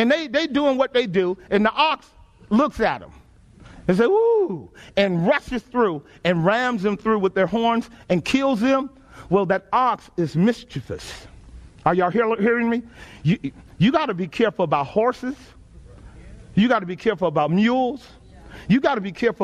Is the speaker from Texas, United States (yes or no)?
yes; Texas, United States; Growing up in Texas, my uncle had several horses.